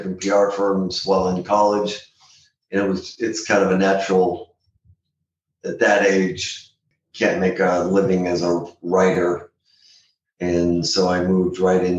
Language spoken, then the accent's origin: English; San Diego, California, United States; also born or lived in Boston, Massachusetts / Los Angeles / Washington, District of Columbia, United States; I'm a native San Diegan